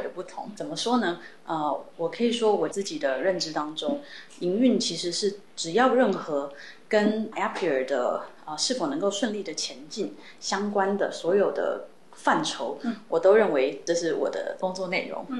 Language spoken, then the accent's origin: Chinese; Taiwan; moved away as an adult; also born or lived in United States; 毕竟我在台湾长大，那我的家人跟其实是都在台湾的